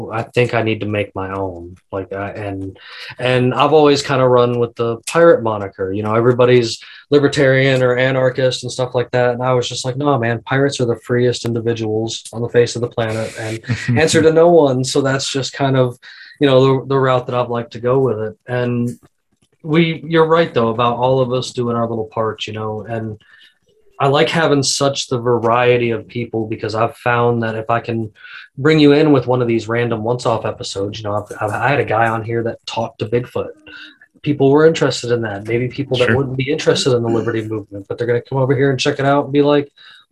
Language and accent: English; the South, United States; I'm from the South